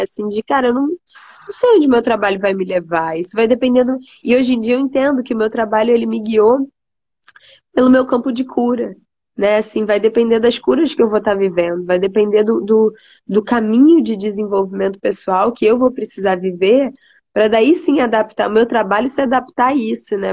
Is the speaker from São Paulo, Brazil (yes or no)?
no; Rio de Janeiro, Brazil; moved away as an adult; eu sou carioca, né? Sou do Rio de Janeiro, nasci no Rio, um, cresci ali no Rio mesmo